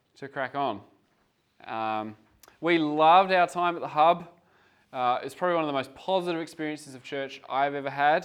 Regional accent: Geelong, Victoria, Australia; moved away as an adult; I'm from Geelong, Victoria, part of a church plant there for 7 years prior to coming over here

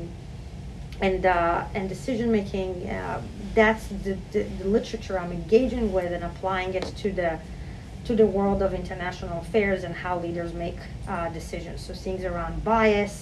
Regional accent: Israel; moved away as an adult; now in New York, United States; I grew up in Israel

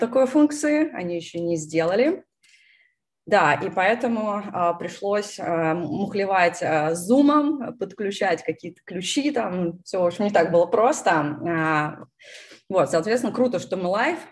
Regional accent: Moscow, Russia; moved away as an adult; also born or lived in California, United States; now in Texas, United States; родилась в Москве, переехала в США 6 лет назад

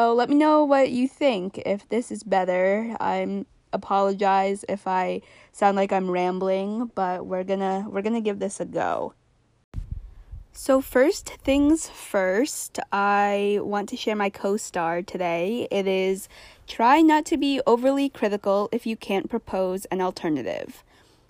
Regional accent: Vermont, United States; I'm back in my home state of Vermont.

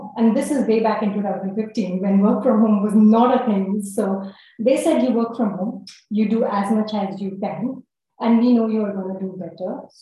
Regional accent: Jharkhand, India; I'm a Brahmin from Jharkhand

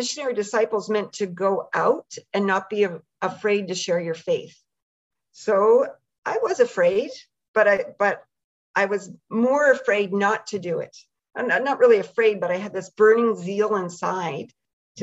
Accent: the Maritimes, Canada; I'm Canadian and from out in the Maritimes

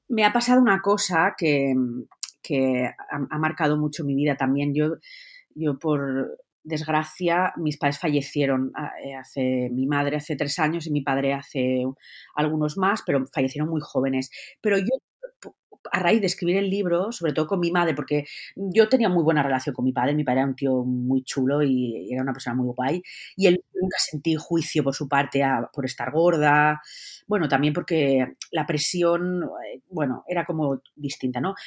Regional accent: Valencian Community, Spain; yo soy valenciana

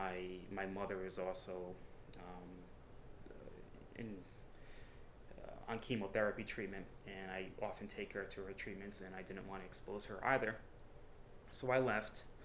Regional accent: Cranston, Rhode Island, United States; Born and raised in Cranston, I just turned 36 years old

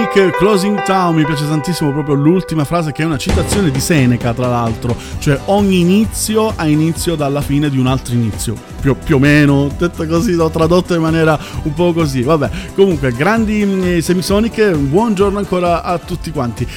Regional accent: Southern Italy, Italy; io che sono terrone

